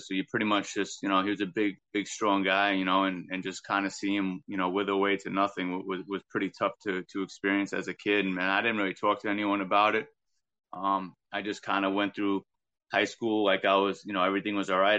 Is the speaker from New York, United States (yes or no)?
yes; Long Island, New York, United States; growing up on Long Island